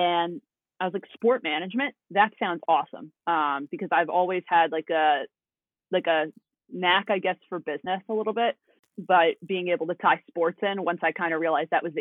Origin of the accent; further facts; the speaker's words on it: Hartsdale, New York, United States; I'm from Hartsdale. So anybody that knows, it's Hudson Valley region